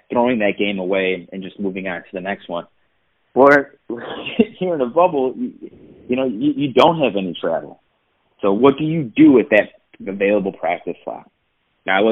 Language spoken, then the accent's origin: English; Chicago, Illinois, United States; I'm from Chicago